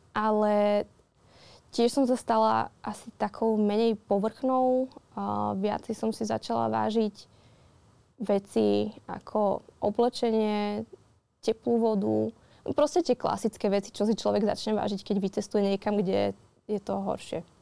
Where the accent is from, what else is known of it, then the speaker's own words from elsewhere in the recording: Modra, Bratislava Region, Slovakia; modrá tá má tak 9 tisíc